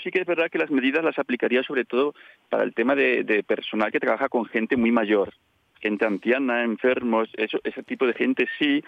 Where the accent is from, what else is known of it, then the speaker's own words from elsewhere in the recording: Colombres, Asturias, Spain; yo también soy de Colombres